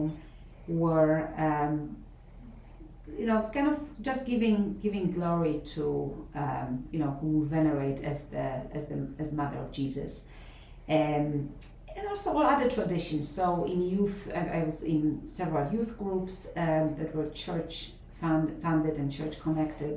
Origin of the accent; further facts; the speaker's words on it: Poznań, Greater Poland, Poland; moved away as an adult; now in United States; I'm from the city of Poznan, which was also known as Posen under German occupation, mm-hmm. Western Poland